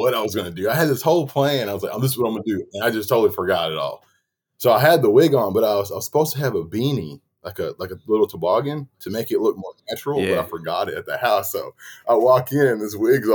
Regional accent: Northeast Texas, United States; I'm from Northeast Texas, too

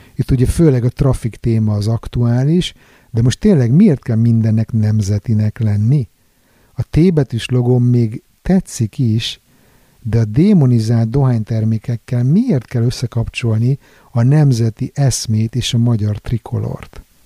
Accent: Budapest, Hungary; moved away as an adult; now in Sweden; A szeretett szülővárosom egyébként világszínvonalú bulinegyedé alakult az utóbbi időben

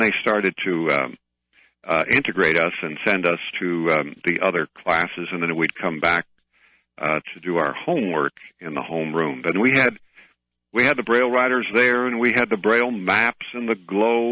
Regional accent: Chicago, Illinois, United States; moved away as an adult; I was born in Chicago, and my first 25 years or so, I lived in Chicago

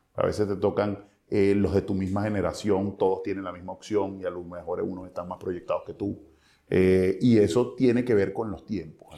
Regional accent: Cabimas, Zulia, Venezuela; yo no soy de Maracaibo, yo soy de Cabima

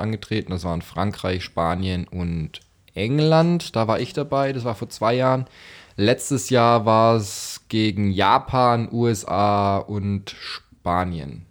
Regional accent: Stuttgart, Baden-Württemberg, Germany; dort bin ich ein Stück weit aufgewachsen im Kellerzentrum Stuttgart

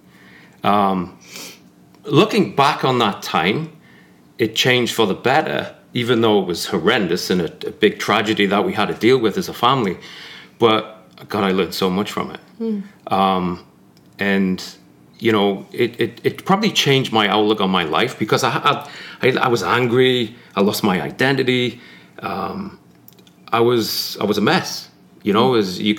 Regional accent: Newcastle upon Tyne, North East England, United Kingdom; moved away as an adult; now in United States; I was born and raised in Newcastle, just outside Newcastle.

